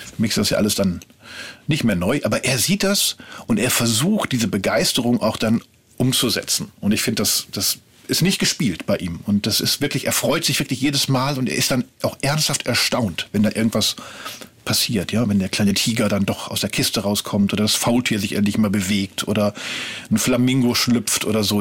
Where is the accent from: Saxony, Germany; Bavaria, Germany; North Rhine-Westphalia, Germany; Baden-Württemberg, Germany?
North Rhine-Westphalia, Germany; Ruhr area; now in Berlin, Germany; Ich komme ursprünglich aus dem Ruhrgebiet